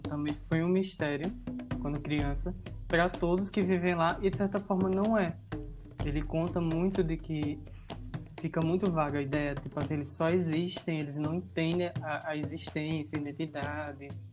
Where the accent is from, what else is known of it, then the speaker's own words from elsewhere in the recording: Bahia, Brazil; a gente mesmo sendo baiano